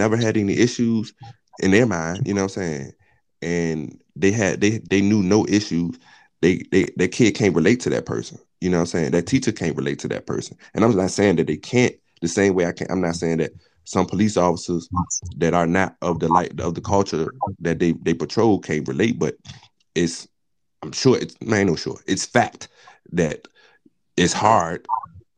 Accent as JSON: {"language": "English", "town": "Richmond", "country": "United States", "said": "I'm from Richmond."}